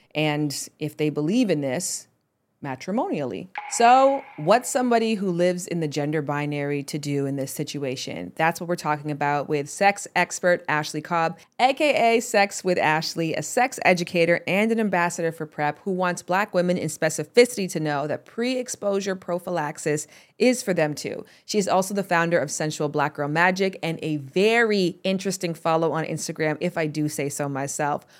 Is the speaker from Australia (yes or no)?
no; Canada; moved away; Like most Canadians, I grew up learning French